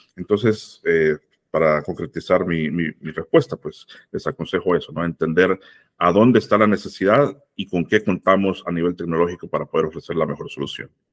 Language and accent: Spanish; El Salvador; yo soy salvadoreño